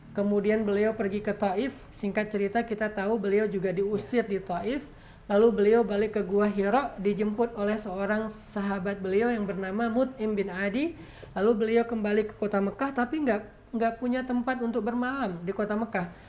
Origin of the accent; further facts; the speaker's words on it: Aceh, Indonesia; moved away; kampung saya di Aceh